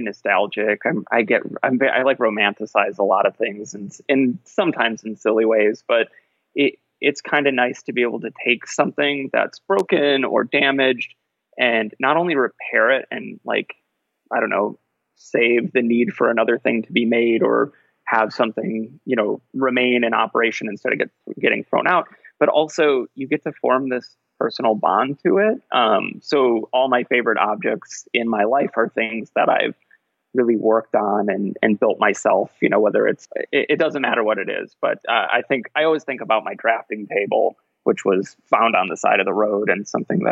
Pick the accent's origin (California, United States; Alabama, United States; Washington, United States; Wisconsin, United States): Wisconsin, United States; rural; now in Bloomington, United States; I grew up in rural Wisconsin, like right in the middle of Wisconsin on the outskirts of a like medium small town